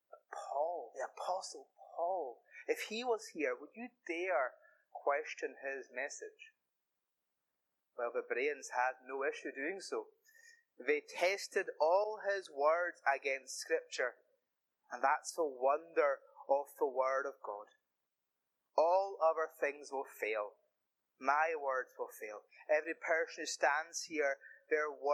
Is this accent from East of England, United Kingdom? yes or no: no; the Hebrides, Scotland, United Kingdom; I am a boy from the Hebrides